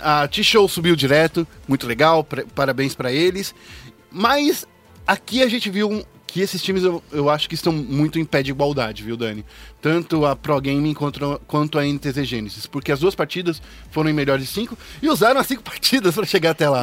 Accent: Brazil; A gente é brasileiro

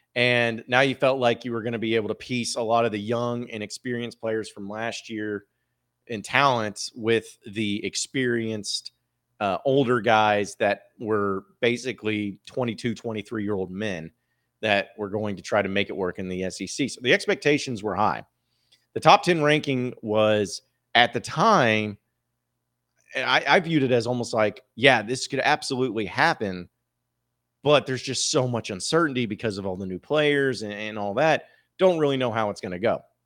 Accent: Northwest Arkansas, United States; growing up in Northwest Arkansas

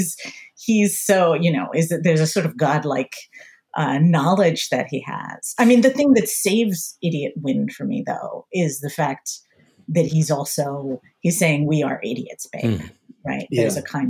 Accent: Pennsylvania, United States; So I grew up in the suburbs outside of Philadelphia, very upper middle class suburbs.

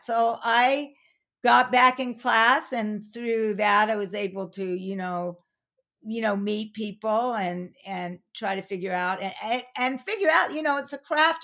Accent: Pasadena, California, United States; also born or lived in Arcadia / San Francisco; I was born in that hospital, I was born in Pasadena

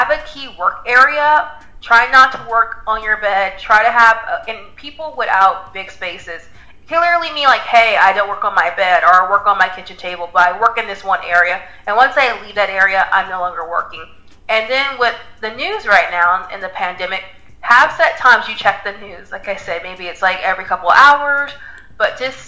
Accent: the Bay Area, California, United States; I was the only one working out of California. I'm from the Bay Area.

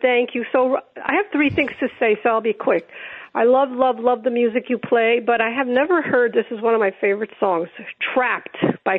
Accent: Italy; now in Westchester, United States; I was born in Europe, so none of my family was ever here.

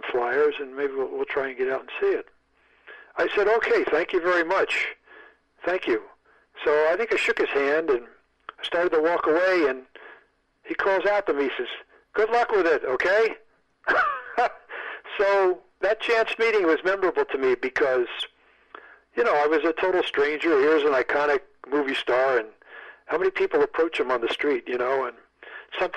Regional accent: United States; I'm an American.

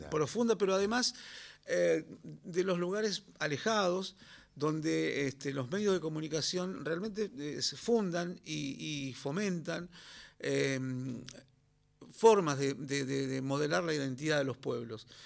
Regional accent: Río Turbio, Santa Cruz, Argentina; born or raised there

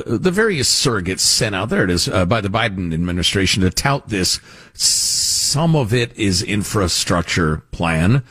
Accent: United States; as an American

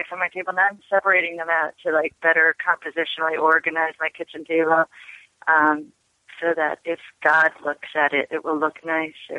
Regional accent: Riverhead, New York, United States; I chose Long Island, a town called Riverhead.

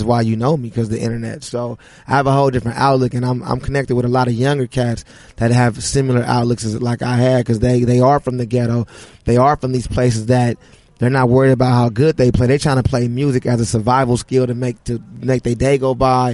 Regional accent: Los Angeles, California, United States; I grew up in the Crenshaw district

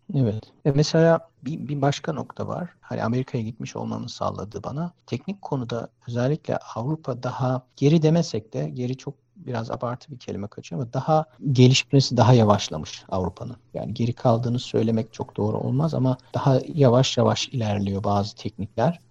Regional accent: Ankara, Turkey; moved away as an adult; also born or lived in United States; now in Germany; Ankara'da büyüdüm ben

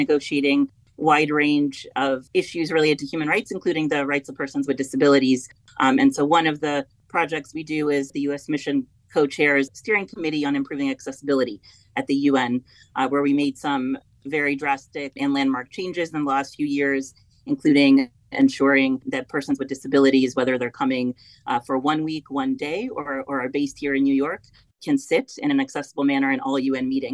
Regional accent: Belgrade, Serbia; now in United States; I was born in Belgrade, Serbia, Yugoslavia at the time

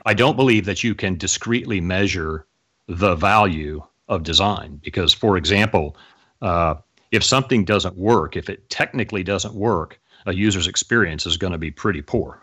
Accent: Oklahoma City, Oklahoma, United States; I grew up in Oklahoma City, Oklahoma

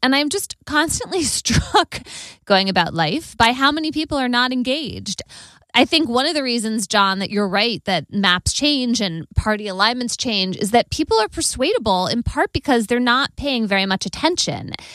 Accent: Connecticut, United States; my home state of Connecticut

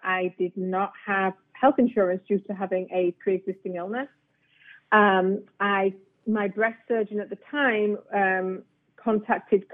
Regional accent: England, United Kingdom; now in South Florida, United States; I'm from England, so the majority of my family's in England

